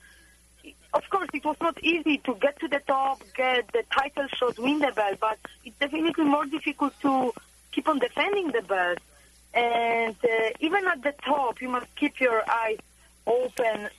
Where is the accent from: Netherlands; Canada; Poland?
Poland; moved away as an adult; also born or lived in Florida, United States; I love my homeland, and I was born and raised in Poland